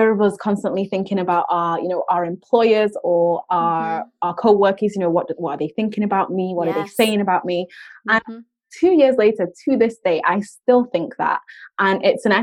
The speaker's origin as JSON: {"language": "English", "country": "United Kingdom", "said": "us Brits"}